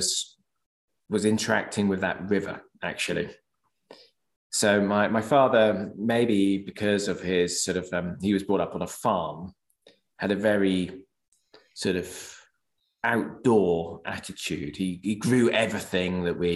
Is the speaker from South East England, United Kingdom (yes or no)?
no; Norwich, East of England, United Kingdom; was brought up in Norwich, which is in Norfolk